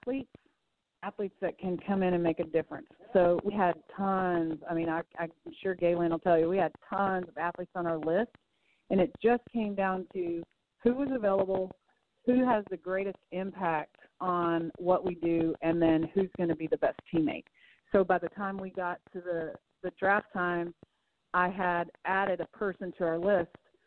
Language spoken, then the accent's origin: English; United States; I'm an American